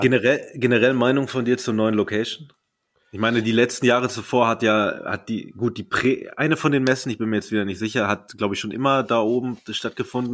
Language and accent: German; Paderborn, North Rhine-Westphalia, Germany; now in Berlin, Germany; ich komme aus Paderborn